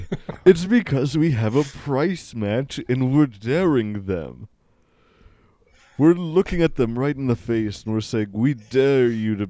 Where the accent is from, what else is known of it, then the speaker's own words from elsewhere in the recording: Czechia; born there; I'm from the Czech Republic. I was born in the Czech Republic.